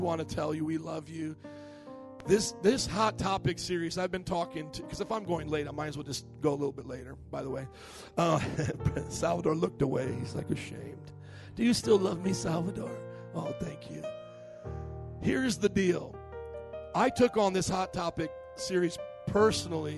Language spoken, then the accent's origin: English; United States; I'm American